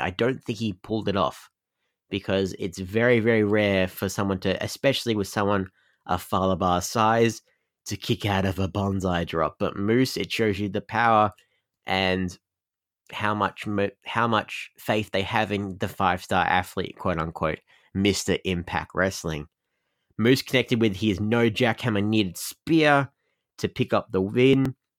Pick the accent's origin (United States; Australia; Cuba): Australia; I'm Australian